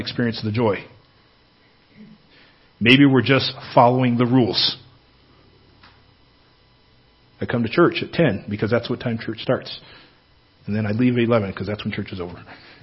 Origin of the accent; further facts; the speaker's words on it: Northern California, United States; moved away; I grew up in California, Northern California